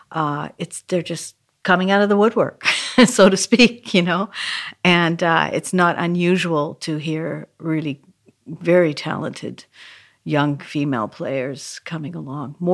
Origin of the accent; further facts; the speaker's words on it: Vancouver, British Columbia, Canada; now in New York, United States; even from the time I began when I moved to New York from Canada, Vancouver, Canada.